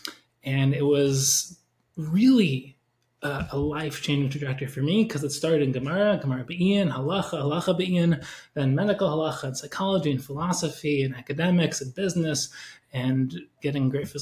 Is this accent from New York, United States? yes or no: yes; Woodmere, New York, United States; I grew up in Woodmere, grew up in the Five Towns